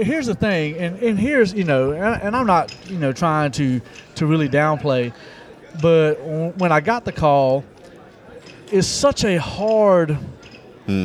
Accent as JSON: {"language": "English", "town": "Eden", "region": "North Carolina", "country": "United States", "tie": "born or raised there", "said": "I grew up in Eden, Dan River."}